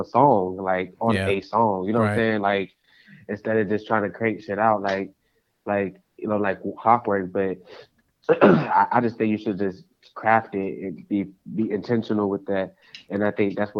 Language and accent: English; Jacksonville, Florida, United States; now in Tallahassee, United States; me, Intricate and Hakeem Furious are, like, from Jacksonville